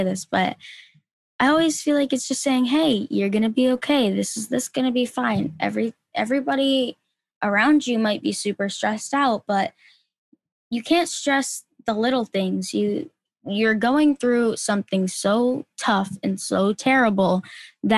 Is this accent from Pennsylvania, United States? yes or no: no; Rhode Island, United States; we're from Rhode Island